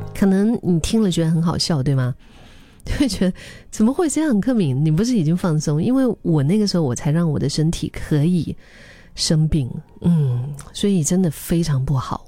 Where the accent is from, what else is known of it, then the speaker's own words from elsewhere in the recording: Dali, Yunnan, China; now in Singapore; 回到大理，我的老家